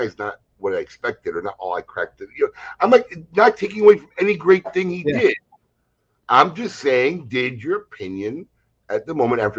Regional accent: Chicago, Illinois, United States; now in West Palm Beach, United States; I grew up in Chicago. The whole Bulls team got their haircuts, a haircut. They used to come get their pregame haircuts across the street from my dad's grocery store in Evanston, Illinois. I met him at Rachel's here in West Palm Beach.

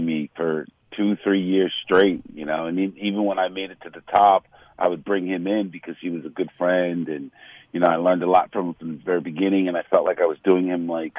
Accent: New York City, New York, United States; being from Manhattan, born and raised in Manhattan

